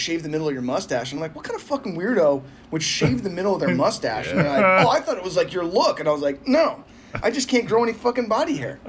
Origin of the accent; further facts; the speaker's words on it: Northern California Bay Area, United States; I grew up in the Bay Northern Area. California, yeah.